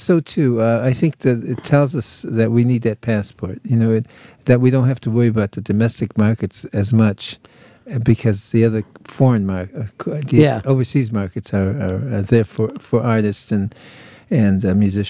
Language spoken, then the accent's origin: English; Detroit, Michigan, United States; and I'm Mexican. My mother and father both Mexican. I was born and bred in Detroit